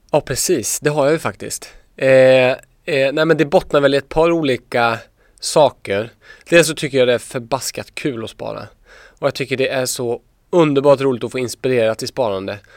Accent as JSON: {"language": "Swedish", "region": "Småland", "country": "Sweden", "said": "Jag är från Småland"}